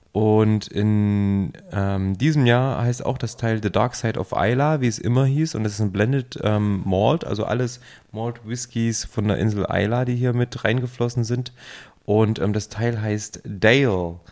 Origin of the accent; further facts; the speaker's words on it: near Jena, Thuringia, Germany; moved away; in meiner Heimatregion in der Nähe von Jena